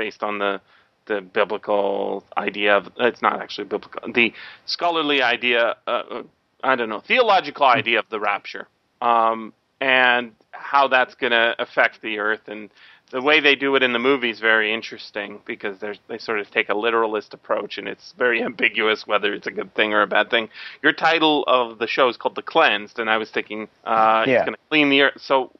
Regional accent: Canada; I'm a Canadian, so I don't have the exact same background as Americans

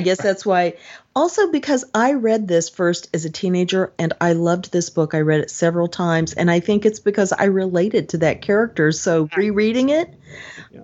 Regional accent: United States; as an American and also an American who looks at the British kind of the way the French might

